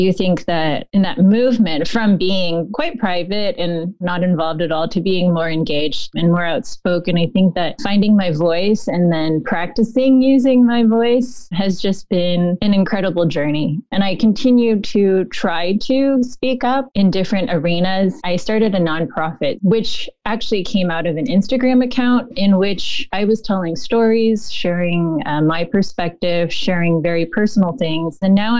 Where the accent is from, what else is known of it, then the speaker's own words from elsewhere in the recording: California, United States; moved away as an adult; also born or lived in New York City; now in Atlanta, United States; I am originally from California. I think that explains quite a lot about me, but I've lived in Atlanta since 2004, and I'm a mother of two boys. They're biracial